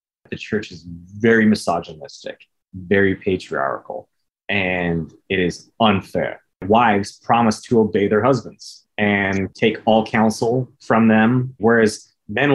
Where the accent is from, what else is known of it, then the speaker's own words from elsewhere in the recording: Eagle River, Alaska, United States; I grew up in Eagle River in Alaska